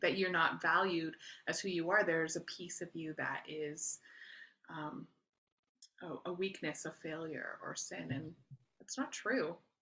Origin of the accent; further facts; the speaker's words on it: Canada; I am Canadian, so I'm not a citizen of the U S